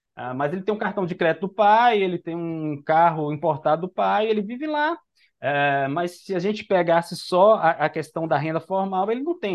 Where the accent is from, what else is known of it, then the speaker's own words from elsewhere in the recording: Recife, Pernambuco, Brazil; eu sou daqui de, de Recife